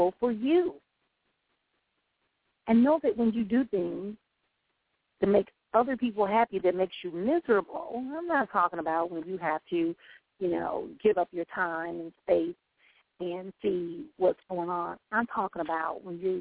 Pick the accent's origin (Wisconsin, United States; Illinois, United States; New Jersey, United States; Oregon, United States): Wisconsin, United States; Milwaukee; my hometown here in Milwaukee